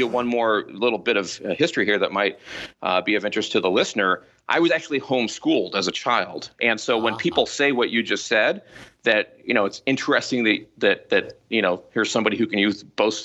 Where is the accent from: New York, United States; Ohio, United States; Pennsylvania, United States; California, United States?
California, United States; Southern; here in California, Southern California. So if the listeners know kind of the Newport Beach, Costa Mesa, Irvine area, I've always been kind of in this area for my for most of my life